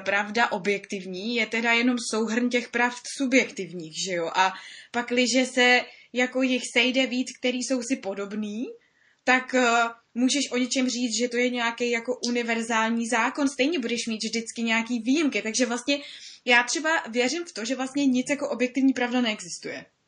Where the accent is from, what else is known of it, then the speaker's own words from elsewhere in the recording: Czechia; my jako Češi